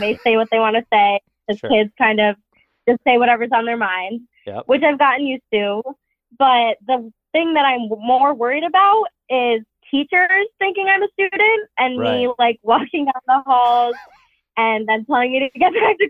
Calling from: Massachusetts, United States; I'm 20. I'm calling from Massachusetts.

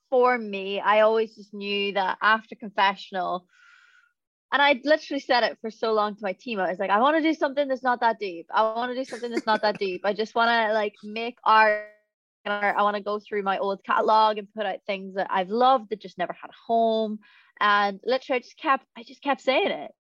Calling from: England, United Kingdom; Uh, I come from England.

